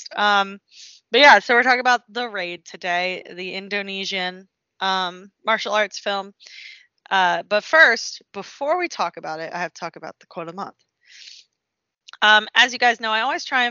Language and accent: English; United States; We're American